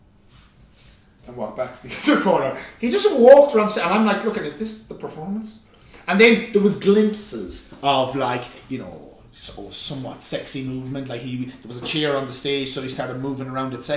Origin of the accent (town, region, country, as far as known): Ireland